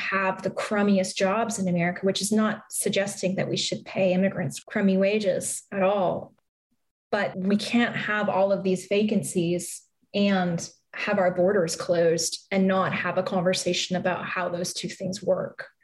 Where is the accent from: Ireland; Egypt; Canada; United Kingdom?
Canada; now in United States; I'm Canadian. I'm not naturalized